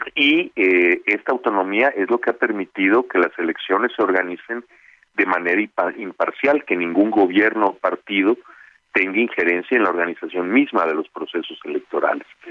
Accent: Mérida, Yucatán, Mexico; moved away as an adult; now in Mexico City, Mexico; yo vengo de Mérida. Mi familia tiene su casa en Mérida

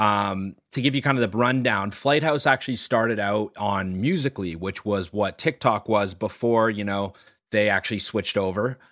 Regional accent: Toronto, Ontario, Canada; growing up in Toronto

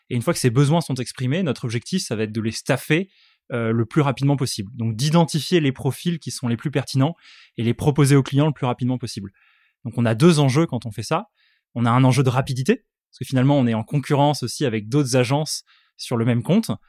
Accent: Aix-en-Provence, Provence-Alpes-Côte d'Azur, France; donc déjà, moi, je viens tout droit euh, d'Aix-en-Provence.

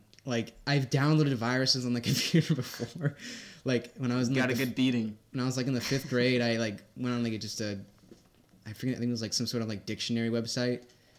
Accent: South Shore, Massachusetts, United States; South Shore. I can't do a Boston accent anymore.

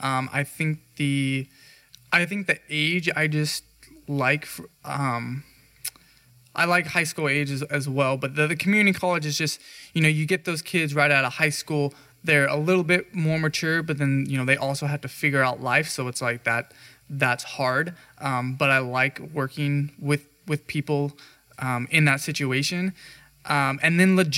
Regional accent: Central Valley, California, United States; I grew up here. This is my hometown. You know, I grew up a mile and a half from this campus and went to high school

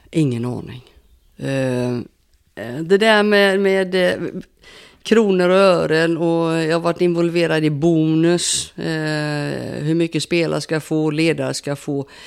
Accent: Sweden; Och som svensk då, jag håller ju, håller ju lite grann på Sverige såklart.

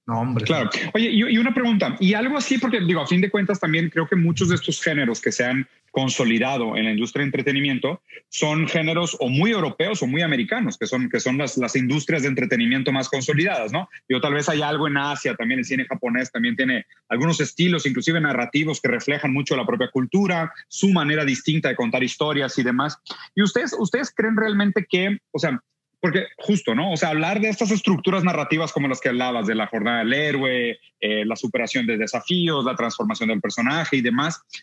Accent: Brazil; Yo siendo brasileño

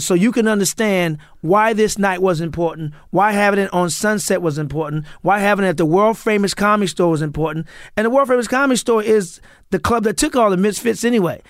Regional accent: St. Louis, Missouri, United States; now in Los Angeles, United States; I grew up in Saint Louis.

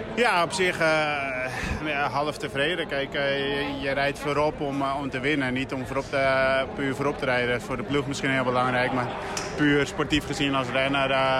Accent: Netherlands; als Nederlander

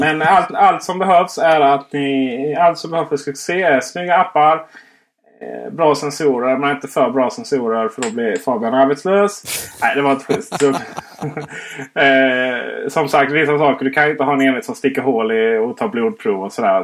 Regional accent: Blekinge, Sweden; Jag är ju faktiskt från Blekinge, inte Skåne

